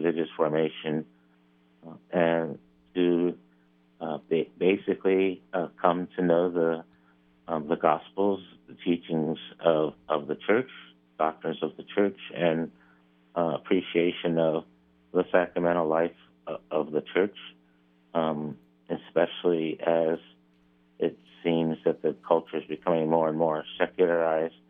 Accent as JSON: {"language": "English", "town": "Philadelphia", "region": "Pennsylvania", "country": "United States", "tie": "born or raised there", "moved": "yes", "lives_now": "Pickerington, United States", "said": "I grew up in Philadelphia, which had a large parochial school system"}